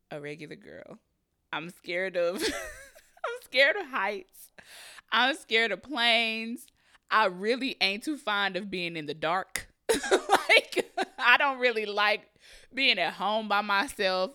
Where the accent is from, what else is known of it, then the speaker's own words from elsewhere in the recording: Kansas City, Missouri, United States; moved away as an adult; also born or lived in Raytown, Missouri; now in Los Angeles, United States; I'm from Kansas City, Missouri. I moved to Los Angeles, California, um, September of twenty eighteen